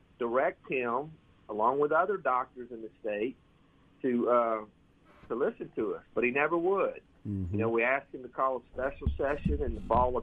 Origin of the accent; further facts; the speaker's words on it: Ocean Springs, Mississippi, United States; moved away as an adult; now in Flowood, United States; born and raised in Mississippi. And my mother's from Yazoo City. I have a lot of folks up there. My father was from Tupelo. And I grew up on the Mississippi Gulf Coast in Ocean Springs